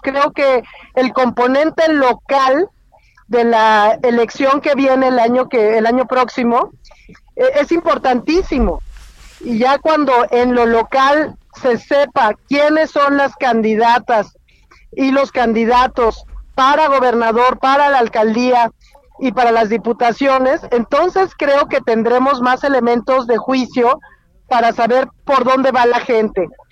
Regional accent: Querétaro, Mexico; de hecho voy camino a mi tierra, eh, voy en carretera hacia Querétaro

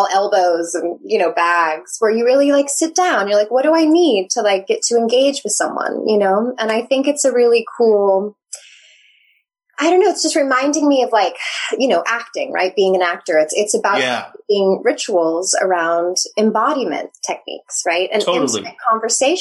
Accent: Nevada, United States; moved away; I grew up in Lake Tahoe

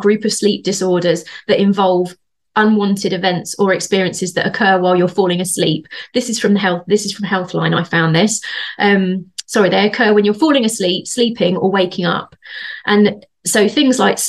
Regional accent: Bedford, East of England, United Kingdom; accent: Bedford; That was my Bedford accent.

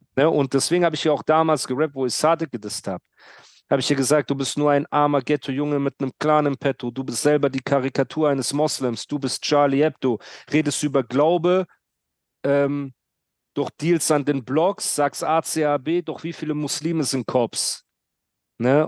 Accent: Heidelberg, Baden-Württemberg, Germany; ich komme aus Heidelberg

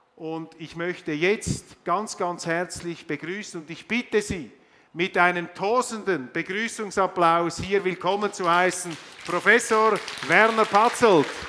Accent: Switzerland; als Schweizer

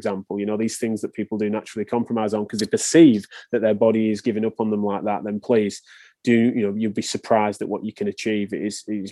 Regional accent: England, United Kingdom; accent: English

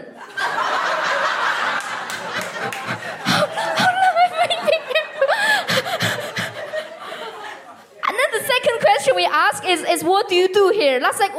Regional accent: China; English is a second language; now in United Kingdom; I'm an immigrant as well. I'm from China

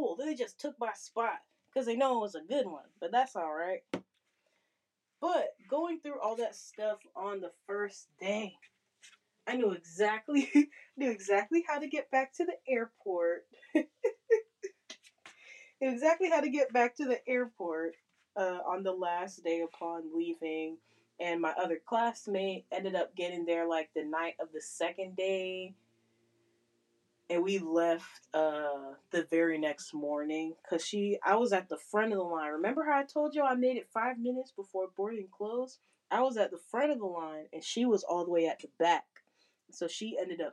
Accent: Florida, United States; I'm from Florida

